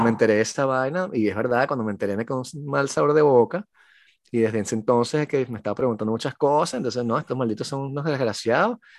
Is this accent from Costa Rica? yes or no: no; Venezuela; now in France; yo soy un venezolano que escribe en francés